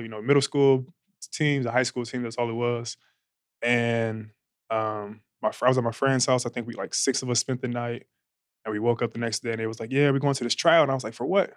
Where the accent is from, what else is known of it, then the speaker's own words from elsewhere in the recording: Long Beach, California, United States; I'm from Long Beach, California, born and raised